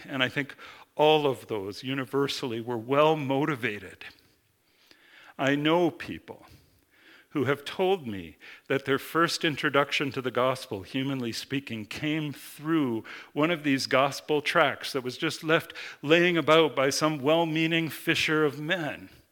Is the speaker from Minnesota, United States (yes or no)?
yes; Minnesota, United States; I grew up in Minnesota, the land of ten thousand lakes